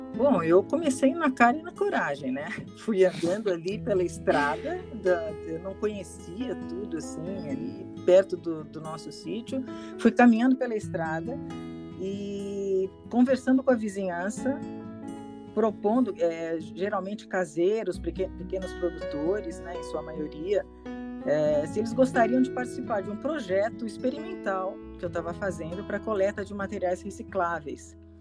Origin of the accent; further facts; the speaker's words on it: São Paulo, Brazil; also born or lived in São Vicente / Piedade; Sou paulistana, tenho 58 anos